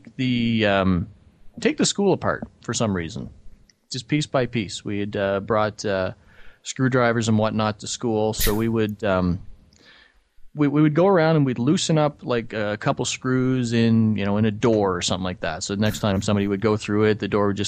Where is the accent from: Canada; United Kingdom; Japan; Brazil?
Canada; I am from Canada